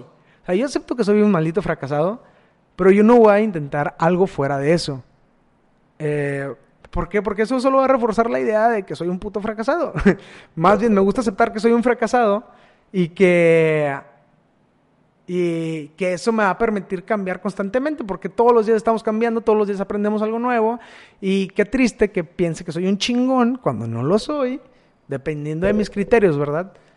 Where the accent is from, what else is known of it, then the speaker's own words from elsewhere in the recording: Matamoros, Tamaulipas, Mexico; moved away as an adult; also born or lived in El Salto, Durango; now in Monterrey, Mexico; yo soy nacido en Matamoros, Tamaulipas y que ahí viví 18 años